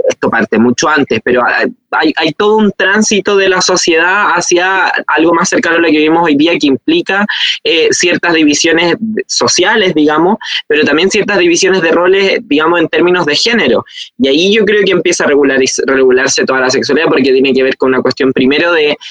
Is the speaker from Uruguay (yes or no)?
no; Chile; nuestro país